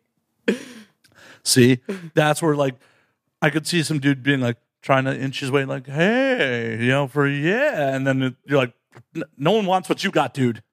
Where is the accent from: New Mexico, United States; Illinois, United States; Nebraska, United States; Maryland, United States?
Illinois, United States; Chicago; born and raised in Chicago